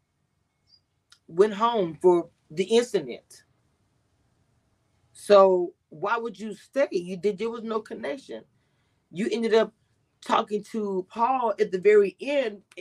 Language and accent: English; Louisiana, United States; now in Texas, United States; I'm in Texas, but my family, I am from Louisiana